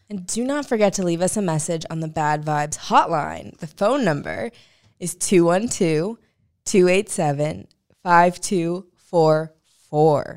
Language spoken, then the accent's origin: English; St. Louis, Missouri, United States; I'm from Saint Louis